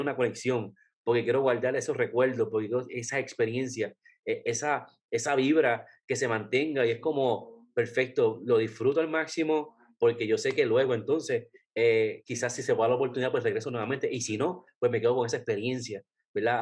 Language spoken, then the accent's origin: Spanish; Puerto Rico; yo soy de Puerto Rico